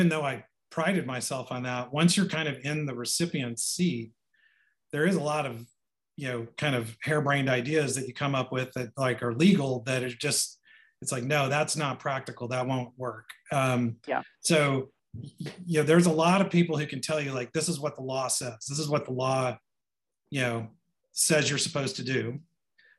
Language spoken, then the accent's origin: English; Sapulpa, Oklahoma, United States; also born or lived in Rock Island, Illinois; I grew up mostly in Oklahoma. So the sort of how am I here is because I was born here and raised mostly here.